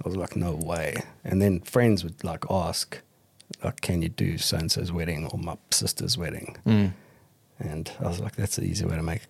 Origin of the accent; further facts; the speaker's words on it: South Africa; I'm English-South African as well, so